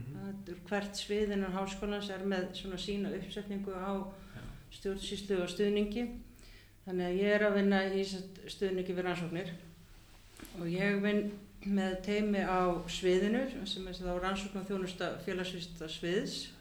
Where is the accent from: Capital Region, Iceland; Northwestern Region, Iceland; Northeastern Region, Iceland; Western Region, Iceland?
Capital Region, Iceland; Hafnarfjörður; also born or lived in Champaign-Urbana, Illinois / Minneapolis / New York / Cambridge, Massachusetts; now in Reykjavík, Iceland; ég er alveg upp í Hafnarferði